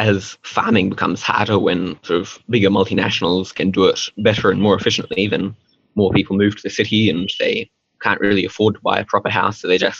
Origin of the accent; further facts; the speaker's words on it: India; first language Hindi; So I was born in India and grew up sort of speaking Hindi from a pretty young age.